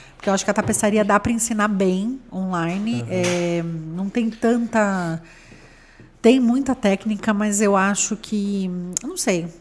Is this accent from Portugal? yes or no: no; Santos, São Paulo, Brazil; now in São Paulo, Brazil; Eu sou de Santos